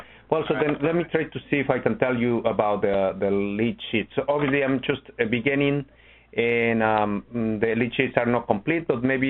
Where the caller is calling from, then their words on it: Chicago, Illinois, United States; I'm in Chicago, Ron. How are you?